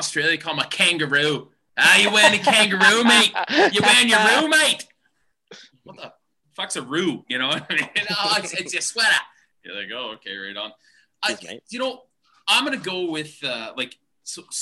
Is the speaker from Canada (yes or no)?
yes; Maple Creek, Saskatchewan, Canada; I was born in Maple Creek